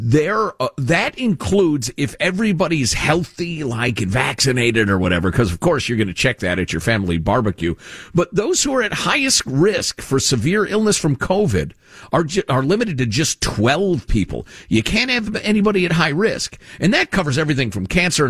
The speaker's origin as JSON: {"language": "English", "town": "Chicago", "region": "Illinois", "country": "United States", "tie": "born or raised there", "said": "I grew up with this in Chicago"}